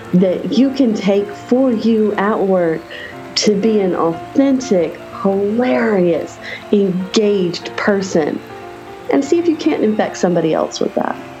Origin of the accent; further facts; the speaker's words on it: Raleigh, North Carolina, United States; my hometown of Raleigh, North Carolina